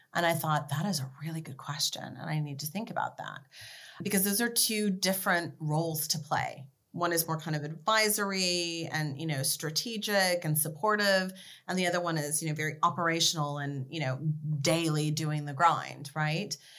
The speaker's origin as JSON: {"language": "English", "town": "Beverly Hills", "region": "California", "country": "United States", "tie": "born or raised there", "also_born_or_lived": "Washington State", "said": "I was actually born in Washington State, but I grew up in Beverly Hills, and my zip code was 90210"}